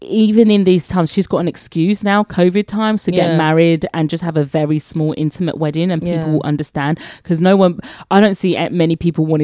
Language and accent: English; United Kingdom; moved away; As a Brit